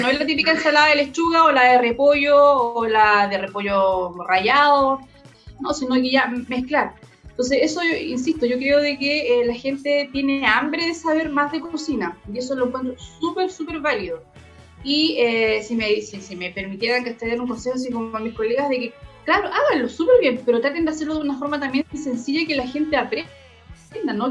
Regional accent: Chile; como chilenos

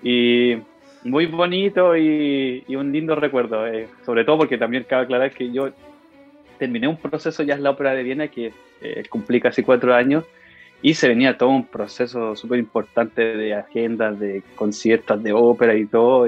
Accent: Concepción, Biobío, Chile; moved away as an adult; cuando yo entré al liceo y escuché el coro del liceo de Enrique Molina, de donde soy yo, de gran Enrique Molina

